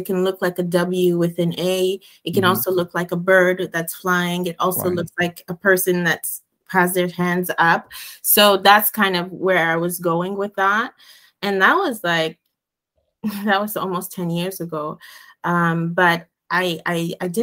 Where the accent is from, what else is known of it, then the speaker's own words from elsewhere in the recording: Montreal, Quebec, Canada; I grew up in Montreal. So, and my parents are originally from Ghana, although I was born here